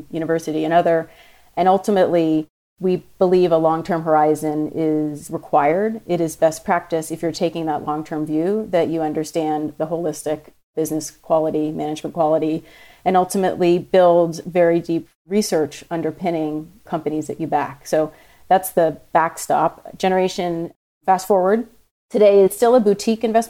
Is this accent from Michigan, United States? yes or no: no; New York City, New York, United States; I grew up in New York City